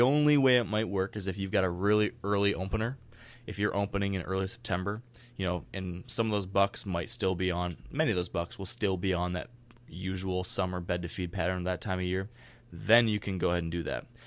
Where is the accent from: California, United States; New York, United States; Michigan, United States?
Michigan, United States; here in my home state